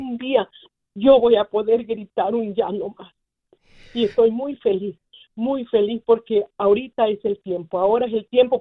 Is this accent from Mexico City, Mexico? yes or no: no; Guerrero, Mexico; Yo soy de Guerrero, México